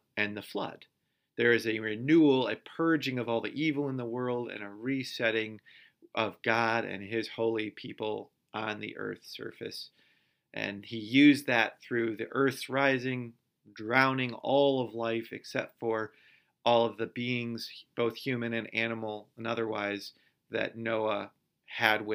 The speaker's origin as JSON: {"language": "English", "region": "Michigan", "country": "United States", "tie": "born or raised there", "said": "I live in Michigan, and I grew up in Michigan."}